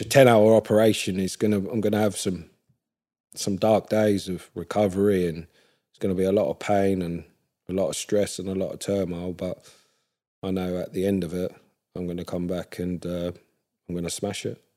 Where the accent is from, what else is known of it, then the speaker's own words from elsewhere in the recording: Ipswich, East of England, United Kingdom; I was born and raised in Ipswich